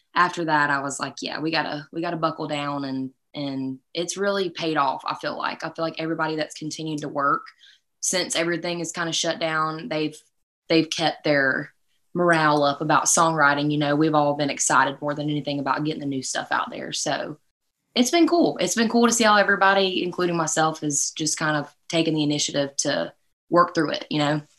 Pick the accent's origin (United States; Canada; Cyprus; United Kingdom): United States; South Carolina; I'm from South Carolina